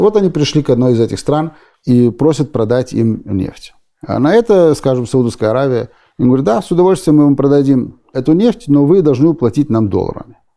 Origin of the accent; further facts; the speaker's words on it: Berlin, Germany; moved away as an adult; also born or lived in Odesa, Ukraine / Israel; now in United States; И мы попали в Германию, в Берлине, где я прожил почти 30 лет. И там я вырос